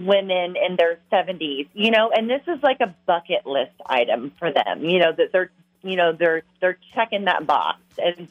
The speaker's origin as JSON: {"language": "English", "town": "Lexington", "region": "Kentucky", "country": "United States", "tie": "born or raised there", "moved": "yes", "lives_now": "La Crescent, United States", "said": "my hometown of Lexington, Kentucky"}